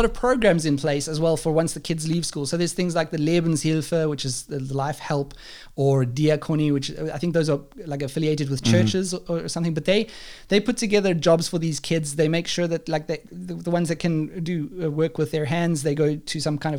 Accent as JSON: {"language": "English", "country": "South Africa", "moved": "yes", "lives_now": "Germany", "said": "we're from South Africa, and you know, this is where we are now. We're in Germany, and we used to live in South Africa and stuff."}